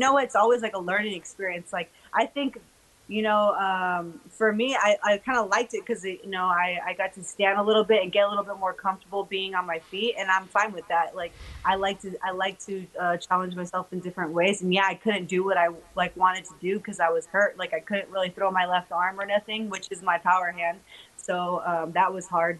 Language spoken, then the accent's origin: English; United States; also born or lived in California; we're American